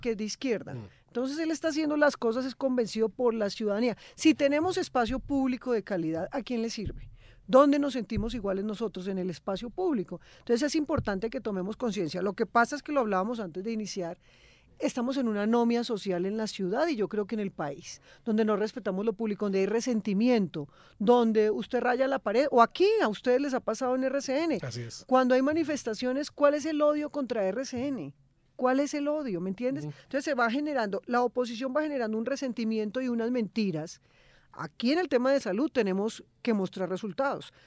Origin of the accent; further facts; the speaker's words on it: Bogotá, Colombia; Yo nací en Bogotá